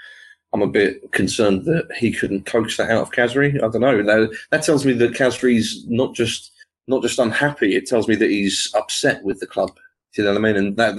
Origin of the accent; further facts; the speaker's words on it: Ascot, South East England, United Kingdom; I'm originally from Ascot.